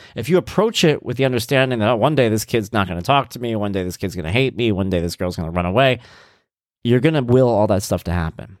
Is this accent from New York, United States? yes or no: yes; Long Island, New York, United States; we're from Long Island.